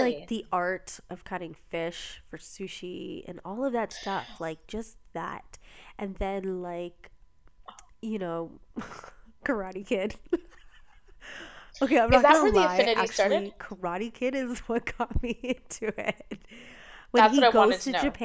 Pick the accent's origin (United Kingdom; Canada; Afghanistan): Canada; Ontario